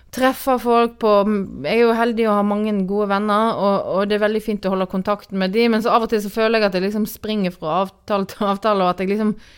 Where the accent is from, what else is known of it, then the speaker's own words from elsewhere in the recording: Granvin, Vestland, Norway; moved away as an adult; also born or lived in Oslo; now in Bærum, Norway; jeg kommer fra en liten plass på Vestlandet som heter eh, Granvin, som nå er en del av Voss kommune. Og kommer fra et småbruk der som, eh, som jeg vokste opp på og bodde på fram til 1997.